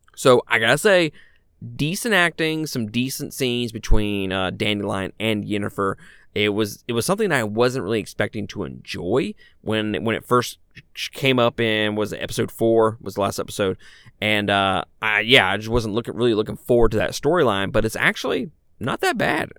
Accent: Mississippi, United States; I'm a guy from Mississippi.

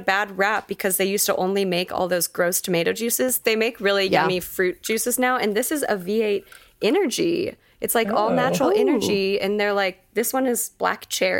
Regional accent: Texas, United States; moved away; also born or lived in Colorado; us growing up in Texas

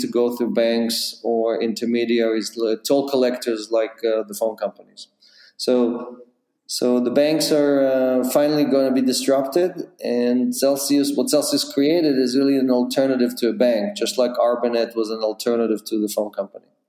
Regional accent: Israel; moved away as an adult; also born or lived in Ukraine; now in New York, United States; was born in the Ukraine. I grew up in Israel

